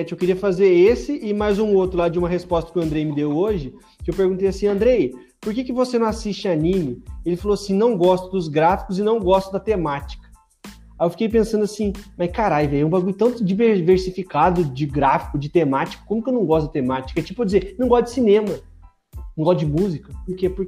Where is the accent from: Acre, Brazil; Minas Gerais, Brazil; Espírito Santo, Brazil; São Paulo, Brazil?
São Paulo, Brazil; Eu sou paulistano, na verdade, mas eu queria votar em São Paulo